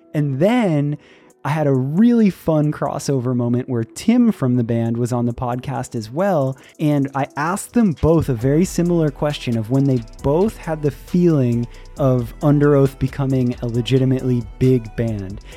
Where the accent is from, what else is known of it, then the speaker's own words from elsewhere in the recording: Clearwater, Florida, United States; we are both from Clearwater, Florida